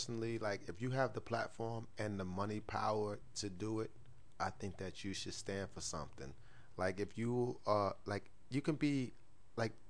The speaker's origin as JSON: {"language": "English", "town": "New York City", "region": "New York", "country": "United States", "said": "here I am, coming from the hood. I come from South Jamaica, Queens."}